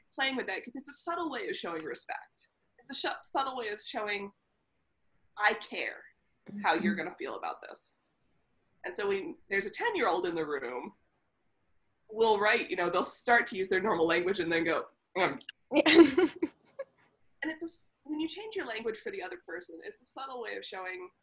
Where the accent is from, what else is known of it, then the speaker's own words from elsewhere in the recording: Upper Midwest, United States; I come from the upper Midwest, so I've been correcting my speech ever since.